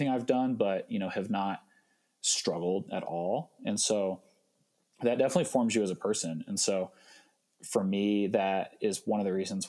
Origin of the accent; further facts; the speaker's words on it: just outside of Evansville, Southern Indiana, United States; I grew up in Southern Indiana, just outside of Evansville